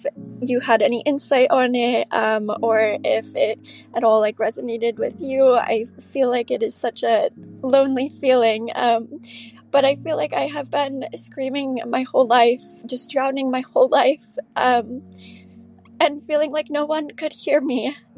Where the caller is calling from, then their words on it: Arizona, United States; I'm 23 and I'm calling from Arizona.